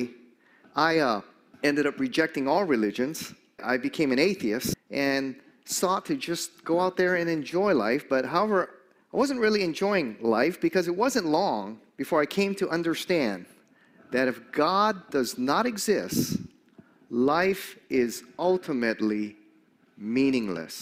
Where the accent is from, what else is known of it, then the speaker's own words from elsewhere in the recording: Hawaii, United States; I grew up here in Hawaii in a Japanese-American home